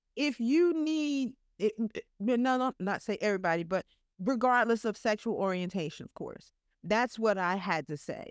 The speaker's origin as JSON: {"language": "English", "region": "New York", "country": "United States", "said": "I'm from New York"}